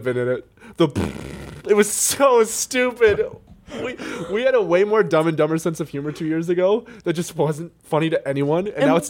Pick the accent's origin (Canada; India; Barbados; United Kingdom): Canada; moved away; my hometown in Canada